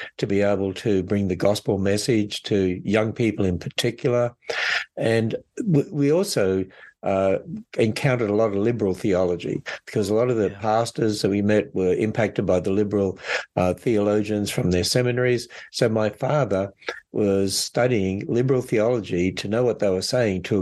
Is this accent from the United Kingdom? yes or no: no; Australia; accent: Aussie; also born or lived in Northern Kentucky, United States; now in Kentucky, United States; Originally, I come from Australia. And so that's why I hope I still have an Aussie accent